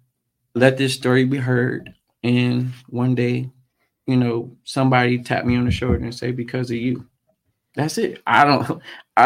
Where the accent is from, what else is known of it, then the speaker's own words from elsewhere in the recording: Los Angeles, California, United States; also born or lived in Gardena, California / Compton, California; where I grew up in Watts, which was the Nixon Garden Projects